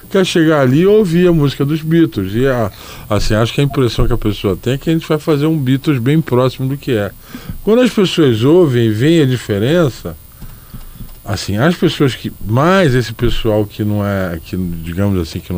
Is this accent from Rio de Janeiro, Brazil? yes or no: yes; Rio de Janeiro, Brazil; now in São Paulo, Brazil; eu sou carioca, eu posso dizer, eu moro em São Paulo há muitos anos